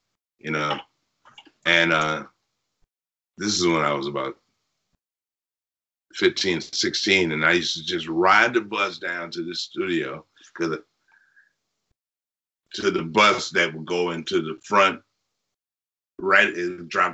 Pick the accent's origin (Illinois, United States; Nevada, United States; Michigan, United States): Michigan, United States; Detroit; I'm from Detroit